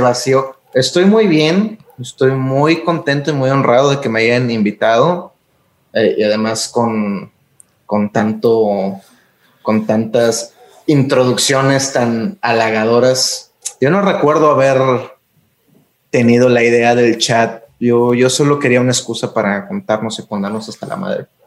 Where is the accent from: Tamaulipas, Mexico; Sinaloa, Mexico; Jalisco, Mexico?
Tamaulipas, Mexico; Tampico; moved away; also born or lived in Mexico City; Fui criado en Tampico.